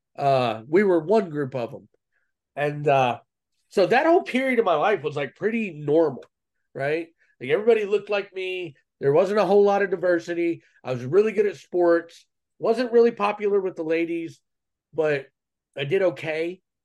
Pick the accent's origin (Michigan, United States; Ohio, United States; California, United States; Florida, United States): Ohio, United States; Cleveland; I was born in Cleveland, Ohio, in the mid '80s